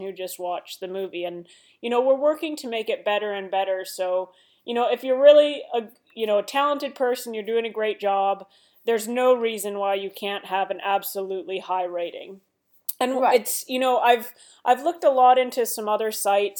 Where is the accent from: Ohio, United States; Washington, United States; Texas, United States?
Washington, United States; Seattle; moved away as an adult; now in Los Angeles, United States; I come from Seattle